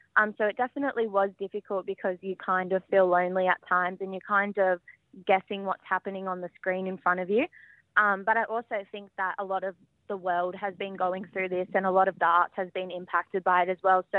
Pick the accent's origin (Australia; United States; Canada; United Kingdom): Australia; Sydney, New South Wales; I'm a proud Wiradjuri woman born and raised on Dari country in Western Sydney